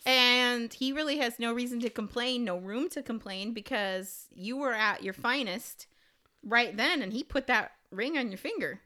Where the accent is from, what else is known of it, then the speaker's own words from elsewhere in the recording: Illinois, United States; I am from Illinois